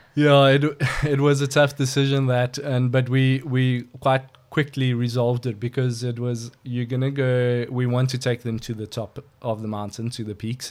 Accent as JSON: {"language": "English", "region": "KwaZulu-Natal", "country": "South Africa", "tie": "born or raised there", "also_born_or_lived": "Johannesburg, South Africa / United Kingdom", "moved": "yes", "lives_now": "George, South Africa", "said": "I was born in Natal, actually."}